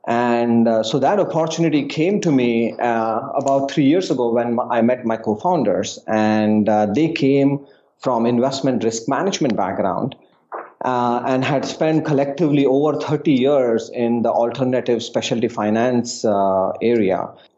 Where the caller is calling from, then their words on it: New York City, New York, United States; I'm calling in from New York City.